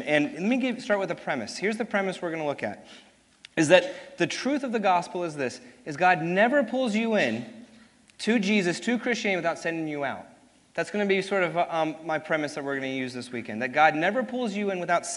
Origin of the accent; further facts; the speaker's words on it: New York City, New York, United States; also born or lived in Hopewell, Virginia; I was born in Hopewell, Virginia, so I'm actually confused if I'm a Southerner or not, because I was born in Virginia and married a Memphian, and but grew up and was raised in New York City